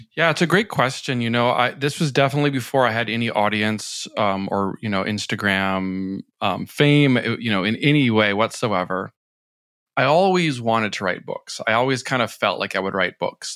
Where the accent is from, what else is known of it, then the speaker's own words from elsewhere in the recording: Minnesota, United States; moved away as an adult; also born or lived in New York City; after I moved from Minnesota to New York City.